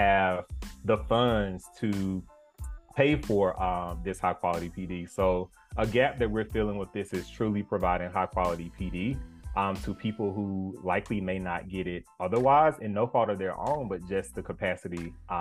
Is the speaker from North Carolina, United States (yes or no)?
yes; Eastern North Carolina, United States; moved away as an adult; also born or lived in Chapel Hill, North Carolina / Memphis, Tennessee; now in Atlanta, United States; I grew up in Eastern North Carolina, small town